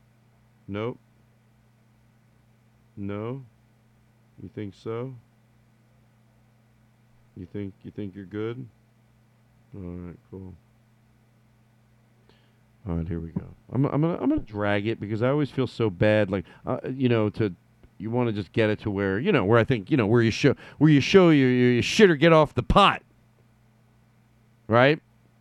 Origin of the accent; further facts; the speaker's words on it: United States; We're American. We speak American